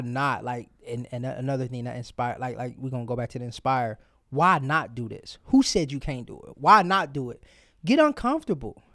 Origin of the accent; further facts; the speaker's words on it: Cleveland, Ohio, United States; I came from Cleveland Public School to the suburb